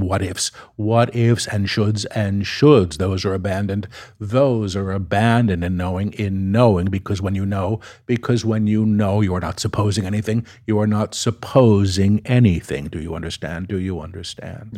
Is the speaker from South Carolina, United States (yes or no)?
no; New York City, New York, United States; I'm a New Yorker.